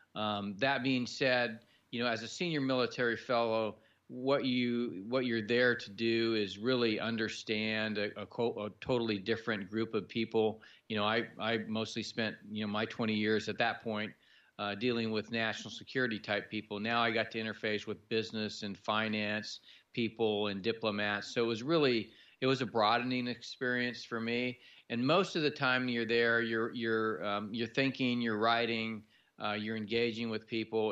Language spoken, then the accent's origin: English; San Jose, California, United States; moved away as an adult; also born or lived in Fresno, California / Colorado Springs, Colorado; I was born in San Jose, California